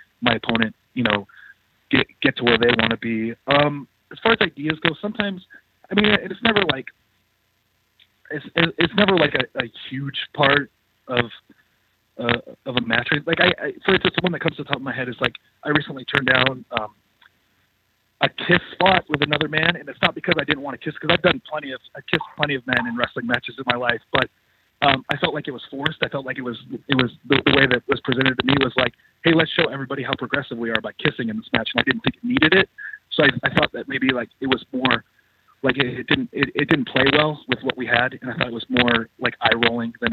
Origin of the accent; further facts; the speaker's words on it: Los Angeles, California, United States; I'm from Los Angeles